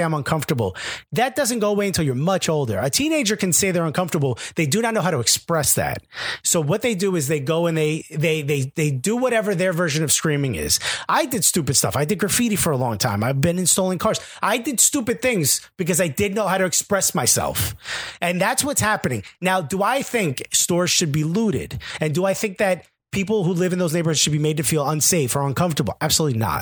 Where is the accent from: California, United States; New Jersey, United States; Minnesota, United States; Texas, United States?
New Jersey, United States; Newark; Growing up in a city like Newark